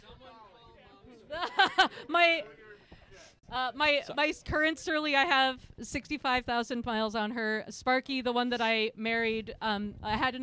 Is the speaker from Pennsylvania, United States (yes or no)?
no; Portland, Oregon, United States; I grew up in Park Rose. I live in Lentz. So Park Rose or East Portland is the home of my birth